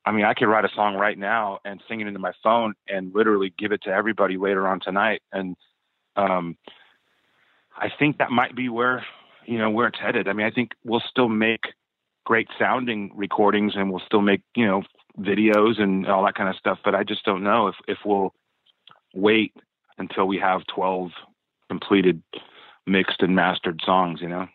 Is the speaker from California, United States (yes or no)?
yes; Southern California, United States; we're all from Southern California. We all grew up playing in in in, in the clubs around here